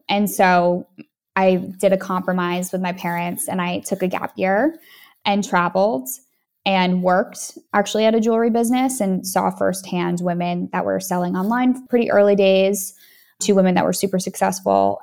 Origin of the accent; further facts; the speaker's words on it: Boston, Massachusetts, United States; moved away; I was from Boston, which is similar to, you know, New York